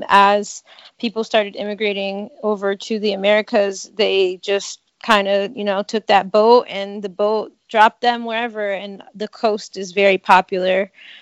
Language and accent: English; Connecticut, United States; I grew up in Connecticut, and I did have a small Cape Verdean community in that area